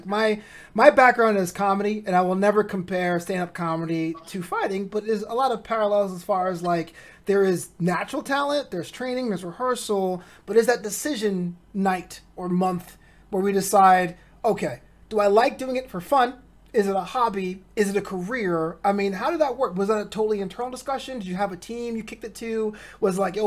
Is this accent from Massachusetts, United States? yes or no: no; New York, United States; I'm from New York